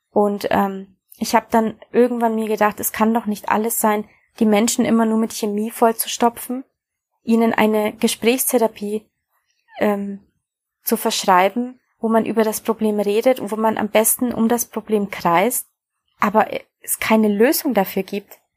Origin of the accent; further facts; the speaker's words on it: Bavaria, Germany; Aufgewachsen bin ich in Bayern in Deutschland und habe nach der mittleren Reife beschlossen, mein Abitur nachzumachen und Medizin zu studieren.